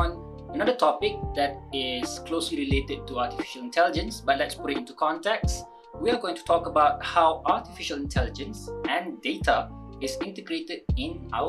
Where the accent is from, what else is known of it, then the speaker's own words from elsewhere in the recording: Kuala Lumpur, Malaysia; Born and bred in Kuala Lumpur, of course.